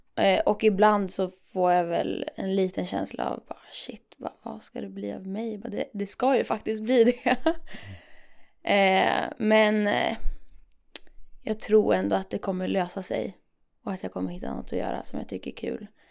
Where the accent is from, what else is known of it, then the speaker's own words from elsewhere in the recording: Umeå, Västerbotten County, Sweden; Jag kommer från Umeå